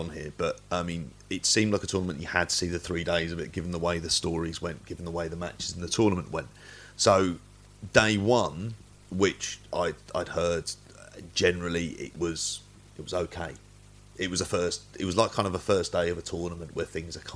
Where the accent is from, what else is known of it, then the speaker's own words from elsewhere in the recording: London, United Kingdom; I'm from North London, but actually born in Tottenham.